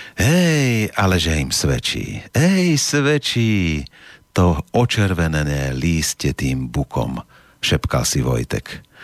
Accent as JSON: {"language": "Slovak", "country": "Slovakia", "said": "sme hrdí Slováci"}